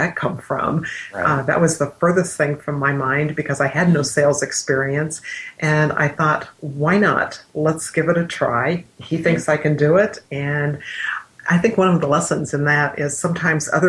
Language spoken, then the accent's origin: English; Midwest, United States; I grew up in the Midwest